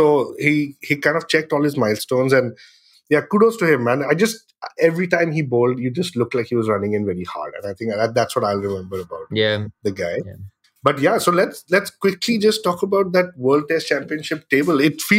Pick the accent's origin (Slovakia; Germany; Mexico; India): India; for us as Indian cricket fans, I think in 2025, the dream would be to watch India versus Pakistan at the Lords or somewhere in England